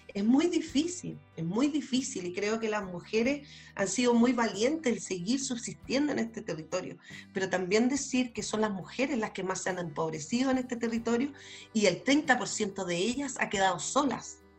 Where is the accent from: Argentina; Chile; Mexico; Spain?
Chile; como chilenos, como chilenas